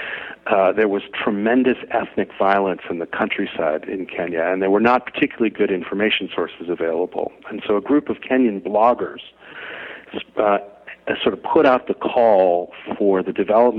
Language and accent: English; New York City, New York, United States; I grew up and live in Brooklyn, New York